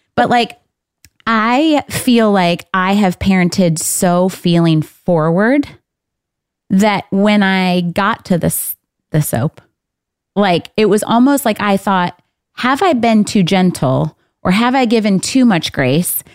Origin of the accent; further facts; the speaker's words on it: Michigan, United States; I'm from Michigan